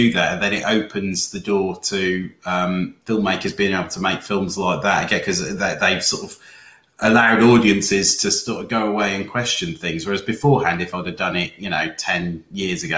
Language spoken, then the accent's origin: English; Wales, United Kingdom; I grew up in Wales, and we grew up with the story of the Small's Lighthouse